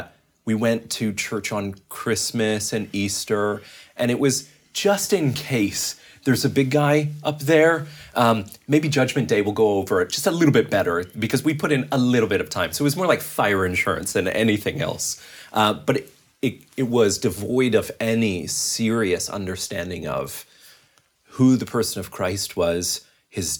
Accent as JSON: {"language": "English", "town": "Calgary", "region": "Alberta", "country": "Canada", "tie": "born or raised there", "also_born_or_lived": "Vancouver / Toronto", "moved": "as an adult", "said": "I'm from Calgary, actually. My wife and I were both born and raised there"}